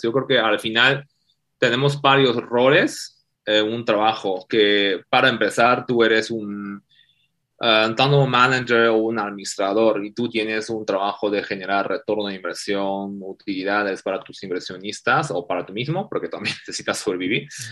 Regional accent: China; Spanish is a second language; moved away as an adult; now in Mexico; soy de México, soy de China originalmente. Este, Llevo unos 6, 7 años acá en México

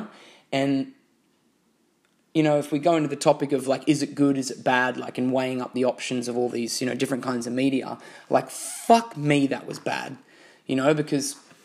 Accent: Australia; I'm from Australia

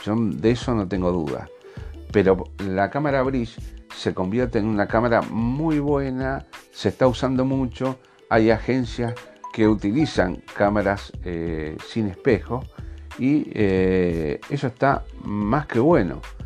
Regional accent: Argentina; Yo soy de Argentina

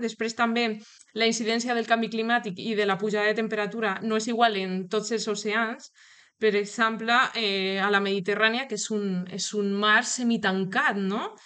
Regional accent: Toledo, Castilla-La Mancha, Spain; Catalan is a second language; moved away as an adult; also born or lived in Madrid; now in Girona, Spain; Jo sóc de, de Toledo, se me, se me nota, jo crec que en l'accent

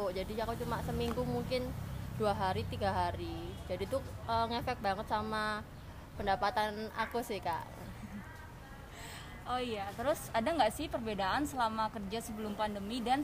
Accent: Surabaya, East Java, Indonesia; nah kalau aku sendiri kan asli Surabaya

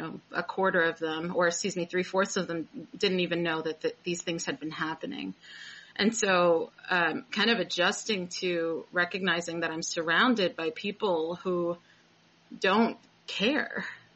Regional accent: East Coast, United States; moved away as an adult; also born or lived in New York / Oakland, California; now in Chico, United States; I'm originally from the East Coast.

